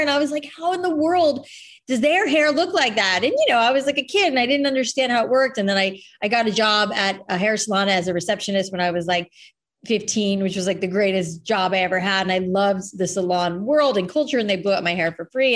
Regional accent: Boca Raton, Florida, United States; moved away as an adult; also born or lived in New York / San Francisco; now in Los Angeles, United States; we grew up in Boca

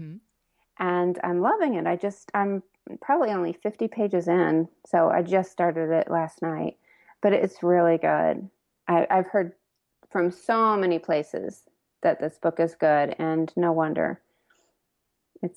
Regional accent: Indiana, United States; now in Lexington, United States; I grew up in Indiana, but my mom was from Kentucky, and I actually live in Lexington now.

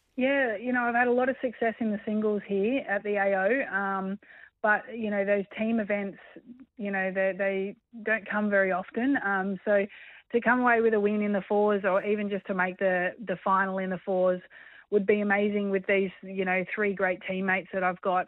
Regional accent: Australia; being Australian

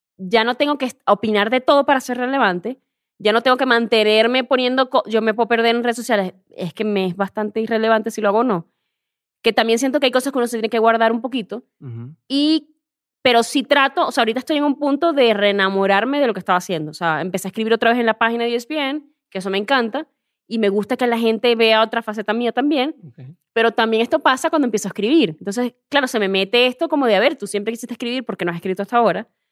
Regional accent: Venezuela; moved away as an adult; also born or lived in Spain; now in Mexico; soy venezolana

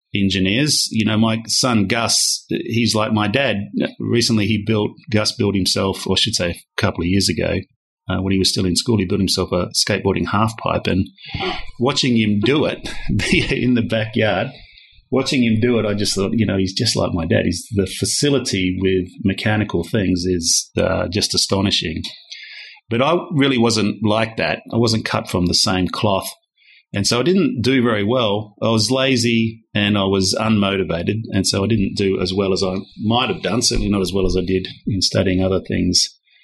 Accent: Perth, Western Australia, Australia; born or raised there; moved away as an adult; also born or lived in Darwin, Northern Territory / Hanover, New Hampshire, United States / London, United Kingdom

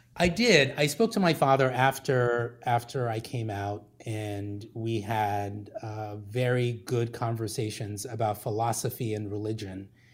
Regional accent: Liberia; moved away; I grew up in Liberia, West Africa

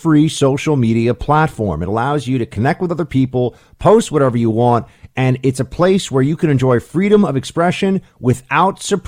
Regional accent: New York, United States; as a New Yorker

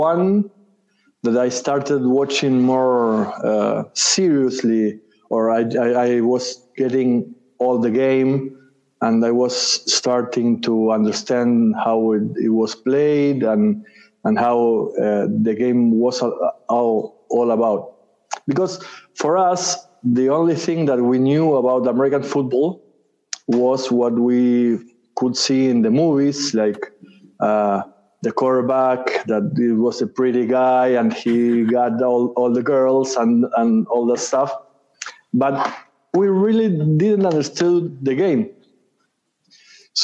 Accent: Uruguay; I am from Uruguay. I've lived here since I was born

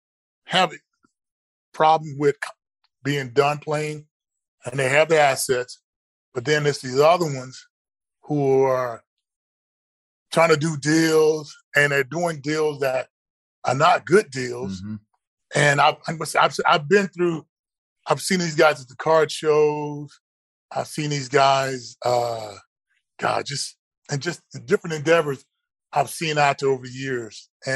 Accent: College Station, Texas, United States; I know back at Texas A&M, where I grew up at down in College Station, that head coach is making crazy amounts of money.

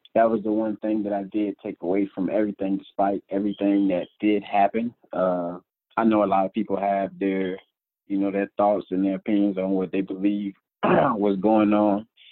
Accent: Tampa, Florida, United States; moved away; just being back home in Tampa

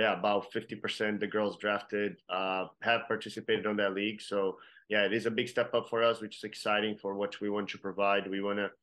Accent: Brazil; now in Kansas City, United States; I'm from Brazil

